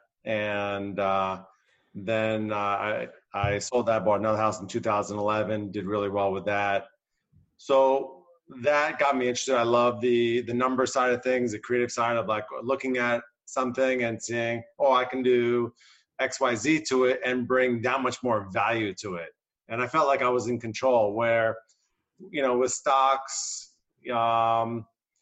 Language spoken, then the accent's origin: English; New Jersey, United States; moved away as an adult; I was born and raised in New Jersey and moved out here over 20 years ago